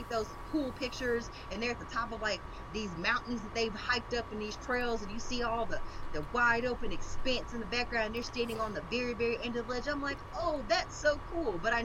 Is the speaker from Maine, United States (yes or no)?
no; East Texas, United States; I'm from the South, and so, like, East Texas